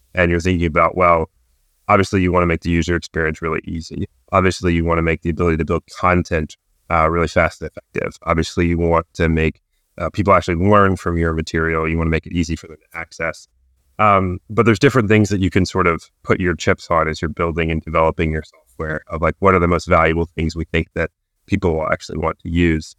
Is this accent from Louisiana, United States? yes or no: no; New Bern, North Carolina, United States; also born or lived in Chapel Hill, North Carolina; I'm originally from Newbern, North Carolina